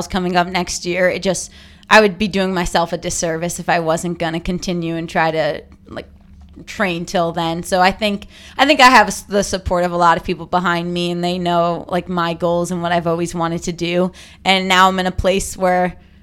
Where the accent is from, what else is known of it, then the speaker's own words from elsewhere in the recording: Tenafly, New Jersey, United States; I'm from New Jersey